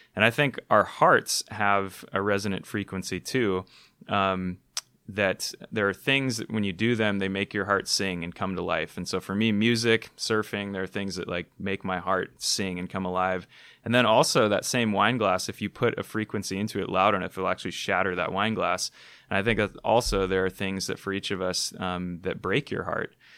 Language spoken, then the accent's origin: English; Hawaii, United States; I was born in Hawaii, one of the most beautiful places on the planet